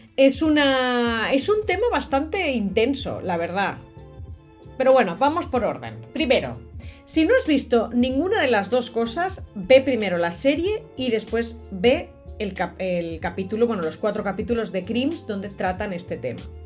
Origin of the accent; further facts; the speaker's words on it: Catalonia, Spain; de Cataluña, de donde soy yo